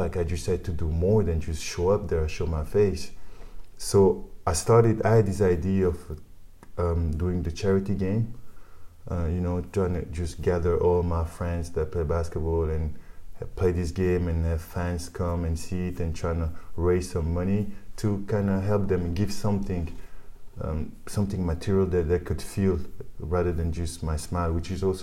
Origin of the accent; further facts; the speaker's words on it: Liège, Wallonia, Belgium; English is a second language; also born or lived in Kinshasa, Democratic Republic of the Congo; we drove to Liège, mm-hmm. where we grew up in Belgium